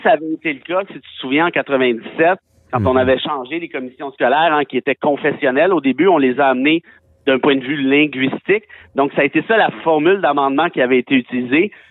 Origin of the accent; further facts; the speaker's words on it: Mont-Laurier, Quebec, Canada; moved away as an adult; also born or lived in Montreal; je viens de région, je viens de Mont-Laurier